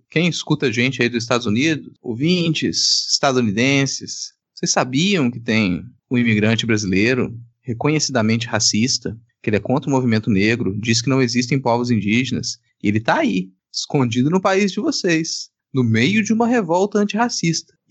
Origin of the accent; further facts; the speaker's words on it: Minas Gerais, Brazil; Eu, como mineiro, nasci em Minas Gerais.